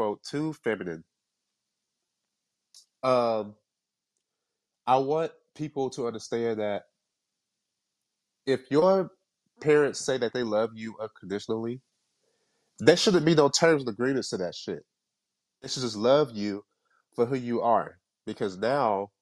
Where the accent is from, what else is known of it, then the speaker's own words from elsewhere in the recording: Kingston, Jamaica; I'm from Kingston, Jamaica, the hood